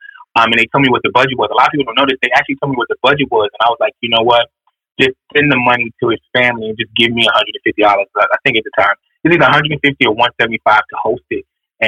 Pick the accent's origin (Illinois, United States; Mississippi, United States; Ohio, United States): Illinois, United States; Chicago; now in New York, United States; You know, when I came to New York, because a lot of people don't know I'm not from here. I came to New York from Chicago, completely homeless.